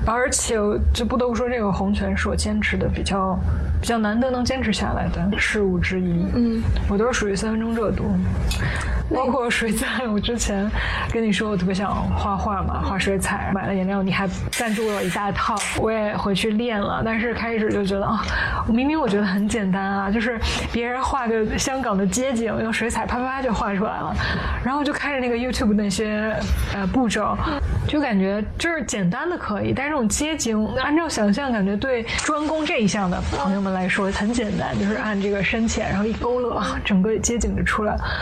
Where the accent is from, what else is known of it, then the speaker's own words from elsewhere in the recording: Tianjin, China; moved away as an adult; now in Hong Kong; 我是天津人